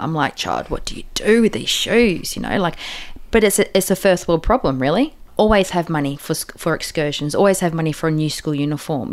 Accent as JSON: {"language": "English", "country": "Australia", "said": "being Australian"}